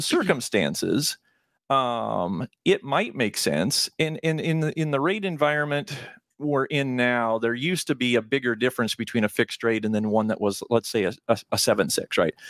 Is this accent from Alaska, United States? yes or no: no; Nebraska, United States; Born and raised in Nebraska.